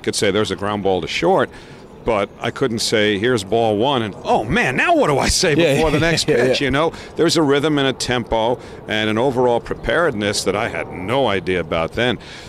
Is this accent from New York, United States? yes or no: yes; New York City, New York, United States; I grew up in Bayside.